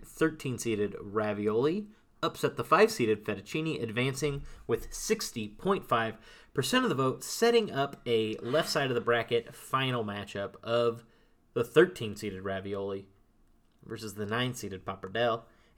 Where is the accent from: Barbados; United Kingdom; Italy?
Italy; I grew up in Italia. Let me tell you.